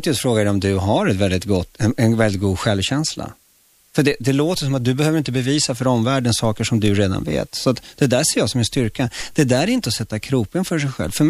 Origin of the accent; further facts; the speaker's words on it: Chile; now in Sweden; Ja, jag kom från Chile, snyft snyft liksom.